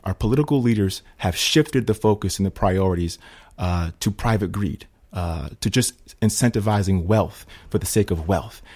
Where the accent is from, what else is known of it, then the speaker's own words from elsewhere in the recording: Schenectady, New York, United States; I'm from Schenectady